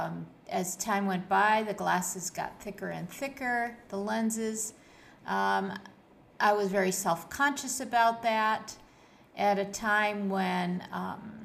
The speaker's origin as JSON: {"language": "English", "town": "Buffalo", "region": "New York", "country": "United States", "tie": "born or raised there", "moved": "as an adult", "lives_now": "Kuwait", "said": "my life when I was growing up in Buffalo, New York, and how I transitioned to my life here in Kuwait"}